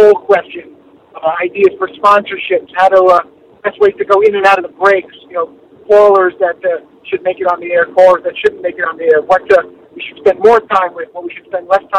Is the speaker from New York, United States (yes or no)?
yes; New York City, New York, United States; growing up in Brooklyn